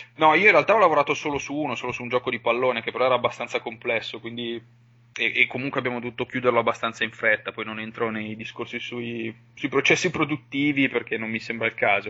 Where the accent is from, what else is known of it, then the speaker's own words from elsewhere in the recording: Valtellina, Lombardy, Italy; moved away as an adult; la mia terra di origine, comunque, a fine del liceo sapevo che l'avrei dovuta lasciare, anche solo perché per, eh, io sono valtellinese